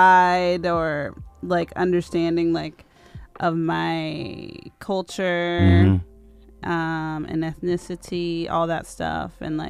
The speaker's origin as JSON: {"language": "English", "town": "Richmond", "region": "California", "country": "United States", "said": "I'm from the East Bay, yeah. So I'm from Richmond, San Pablo area. Okay. And my family is from Oakland."}